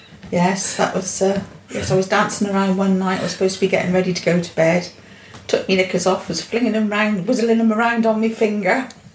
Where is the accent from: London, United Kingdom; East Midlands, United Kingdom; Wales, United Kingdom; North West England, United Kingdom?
London, United Kingdom; Romford; born there; I was born in London, in Romford, in Old Church Hospital in Romford, Essex, and... Then when I was about two, I think it was, we moved down here